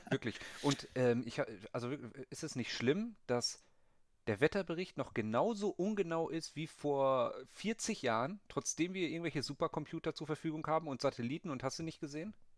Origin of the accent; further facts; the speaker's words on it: Bielefeld, North Rhine-Westphalia, Germany; moved away; Ich bin ja auch äh, aufgewachsen in Vorstadt oder auch irgendwo Dorf vielleicht